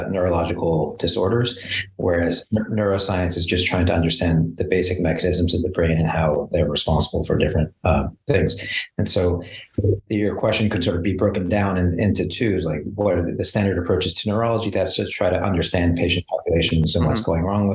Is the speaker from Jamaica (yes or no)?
no; Montreal, Quebec, Canada; moved away; also born or lived in Kingston, Ontario / San Diego; I grew up in Montreal.